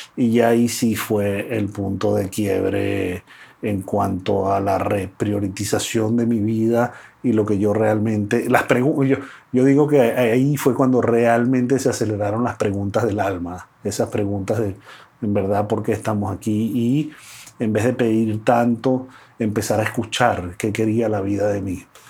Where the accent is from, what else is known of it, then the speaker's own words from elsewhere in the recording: Venezuela; yo nací en Venezuela